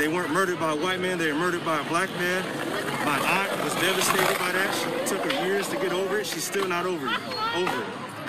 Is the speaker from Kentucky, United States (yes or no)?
no; Oakland, California, United States; I grew up in East Oakland.